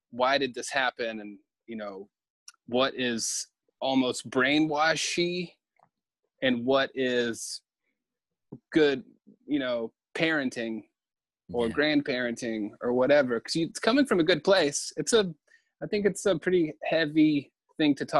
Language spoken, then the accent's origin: English; the South, United States; growing up in the South